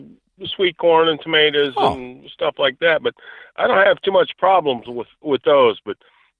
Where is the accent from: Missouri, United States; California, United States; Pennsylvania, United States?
Pennsylvania, United States; Western; I'm from Western Pennsylvania up here, and we get a ton of snow.